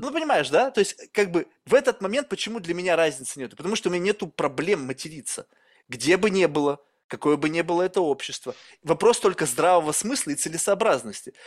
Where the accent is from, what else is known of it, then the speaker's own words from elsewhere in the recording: Russia; я вырос в России